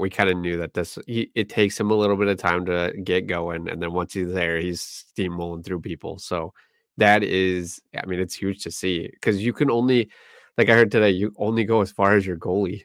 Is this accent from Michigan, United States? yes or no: yes; Flint, Michigan, United States; my hometown Flint